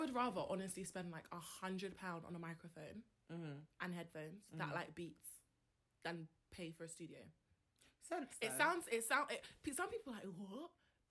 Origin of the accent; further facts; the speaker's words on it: London, United Kingdom; We're from London